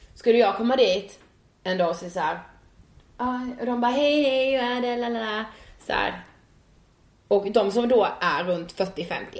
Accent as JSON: {"language": "Swedish", "town": "Karlshamn", "region": "Blekinge", "country": "Sweden", "moved": "yes", "lives_now": "Stockholm, Sweden", "said": "Jag kommer från eh, Blekinge och eh, en liten stad som heter Karlshamn"}